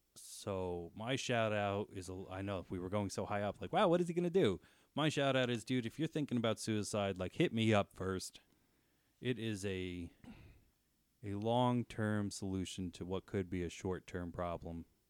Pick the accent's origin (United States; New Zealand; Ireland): United States; New Jersey; I'm from New Jersey